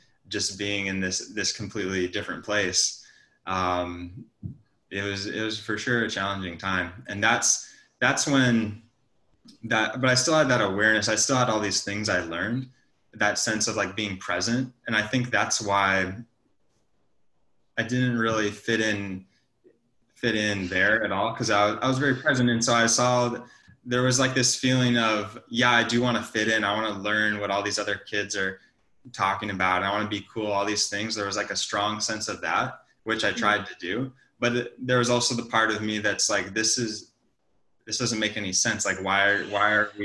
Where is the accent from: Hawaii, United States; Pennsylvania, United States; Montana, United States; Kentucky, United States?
Montana, United States; moved away as an adult; also born or lived in San Francisco; I'm from Montana. Yeah, I grew up on a ranch.